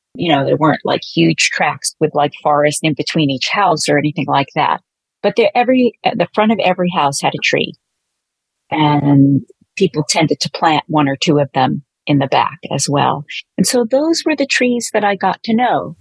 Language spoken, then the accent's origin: English; New York City, New York, United States; also born or lived in Catskills, New York; growing up in Brooklyn